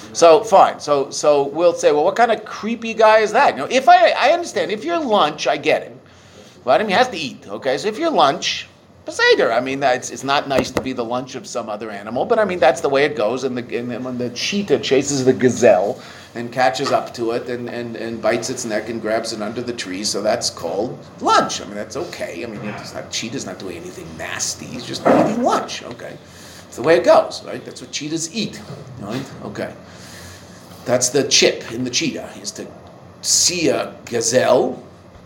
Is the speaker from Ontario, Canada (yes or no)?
no; Pacific Coast, British Columbia, Canada; I'm a, upper middle class Jewish boy who grew up in the city in Canada